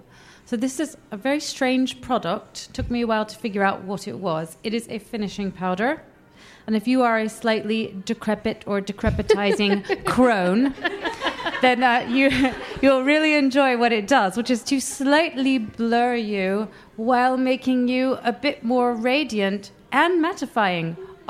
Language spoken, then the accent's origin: English; London, United Kingdom; I'm from London